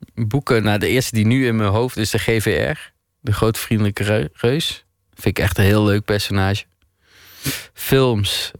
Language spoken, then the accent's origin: Dutch; Maastricht, Limburg, Netherlands; moved away as an adult; also born or lived in Geleen; now in Amsterdam, Netherlands; Maar ik ben geboren in Geleen en opgegroeid in Maastricht. En op mijn 21ste naar Amsterdam verhuisd.